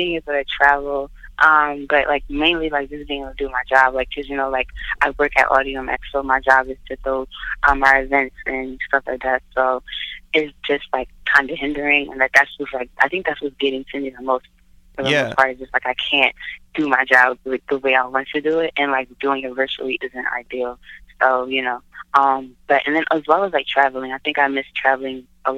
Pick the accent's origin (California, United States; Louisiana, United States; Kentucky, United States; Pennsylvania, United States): Pennsylvania, United States; Philadelphia; moved away as an adult; now in New York, United States; I went to school at Community College in Philadelphia, which is where I'm born and raised